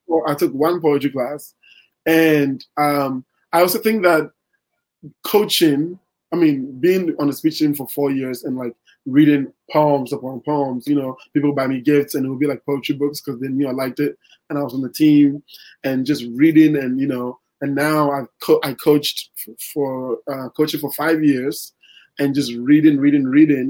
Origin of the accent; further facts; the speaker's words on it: Ghana; moved away as an adult; also born or lived in Iowa, United States; now in Los Angeles, United States; I didn't go to college in Ghana